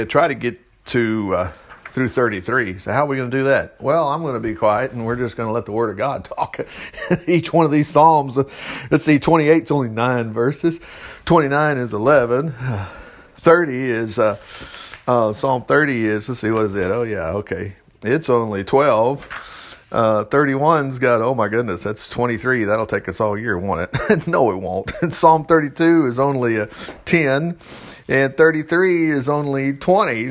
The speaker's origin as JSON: {"language": "English", "region": "Alabama", "country": "United States"}